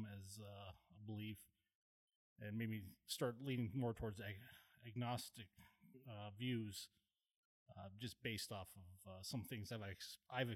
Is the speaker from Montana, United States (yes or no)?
yes; Montana, United States; I grew up on Indian Reservation in northeastern Montana